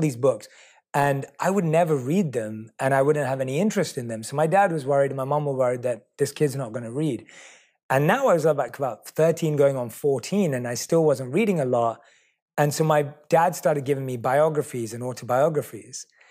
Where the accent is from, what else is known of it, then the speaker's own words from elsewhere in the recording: London, United Kingdom; I was born and raised in London